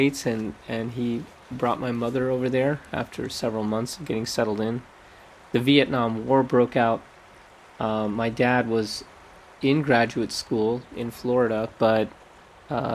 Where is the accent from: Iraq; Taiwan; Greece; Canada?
Canada; Toronto, Ontario; I was born in Toronto, Canada. My parents, my mom and dad, they come from Gujarat, India